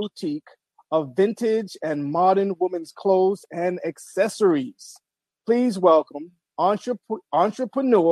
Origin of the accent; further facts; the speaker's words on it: New York, United States; I am a native New Yorker, the city that never sleeps